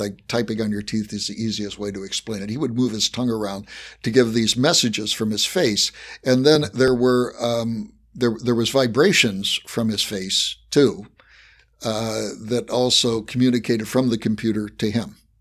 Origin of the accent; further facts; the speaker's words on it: West Virginia, United States; accent: Appalachian; moved away; I was born in West Virginia, so I have mastered an Appalachian accent.